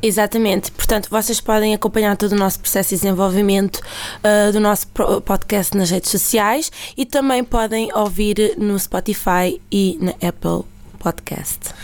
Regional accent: Fazendas de Almeirim, Santarém District, Portugal; moved away as an adult; now in Lisbon, Portugal; As fazendas é uma terrinha em Santarém, o que é muito boa. Para quem gosta de sopa da pedra, é lá a minha terra.

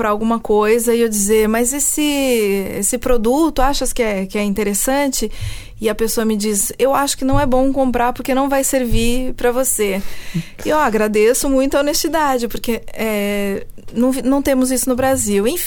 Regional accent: Switzerland; born there; also born or lived in Brazil; Eu nasci na Suíça e fui alfabetizada em francês. É, mas em casa falávamos português e meus pais tinham esse sotaque mais pro paulista

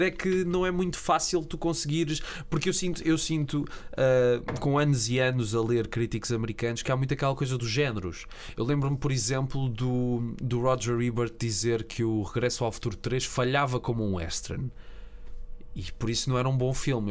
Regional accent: Portugal; eu sinto-me como português

